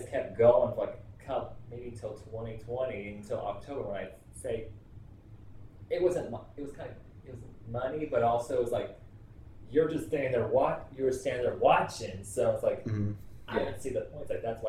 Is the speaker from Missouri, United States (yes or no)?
yes; Kansas City, Missouri, United States; I'm 30 years old. I'm from Kansas City, Missouri